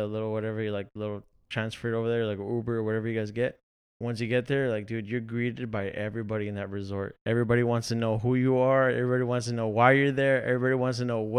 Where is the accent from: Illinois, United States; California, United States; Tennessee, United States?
California, United States; La Habra; also born or lived in Costa Mesa, California / Garden Grove, California / Santa Ana, California; I'm from La Habra, California.